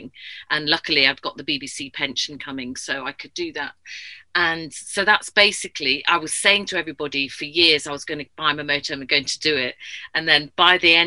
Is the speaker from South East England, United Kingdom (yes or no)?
no; Yorkshire and the Humber, United Kingdom; moved away as an adult; also born or lived in South of England; being a Yorkshire lass, even though I've lived down south for 20 years